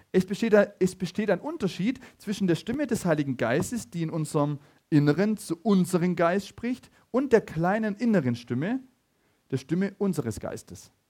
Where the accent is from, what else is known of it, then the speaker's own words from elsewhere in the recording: Laupheim, Baden-Württemberg, Germany; ich komme aus Laubheim, er auch, ja, live on mit Laubheim heute